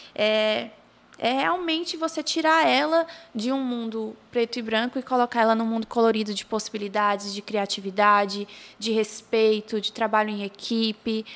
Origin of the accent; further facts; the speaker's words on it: Pacatuba, Ceará, Brazil; now in Maracanaú, Brazil; Eu não sou de Maracanã, eu sou de Pacatuba. E uhum. aí eu só vim para Maracanã com 10 anos